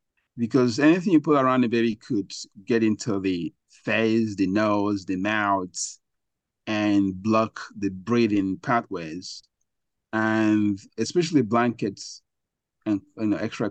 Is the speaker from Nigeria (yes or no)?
yes; Nigeria; moved away; I grew up in Africa, Nigeria